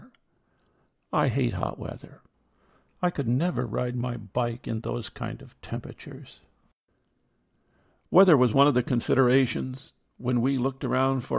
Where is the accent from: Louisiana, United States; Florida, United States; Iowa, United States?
Iowa, United States; moved away; We grew up in Iowa